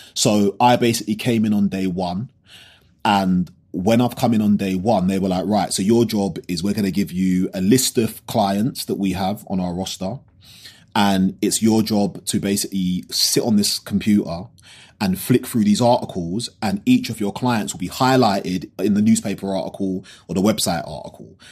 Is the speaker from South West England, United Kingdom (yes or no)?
no; London, United Kingdom; growing up in South London